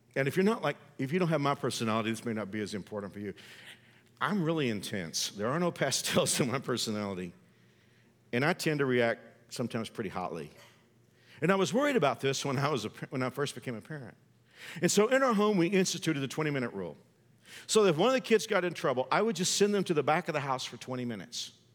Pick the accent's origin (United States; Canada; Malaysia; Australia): United States; the South; I know I'm old school and I'm from the South.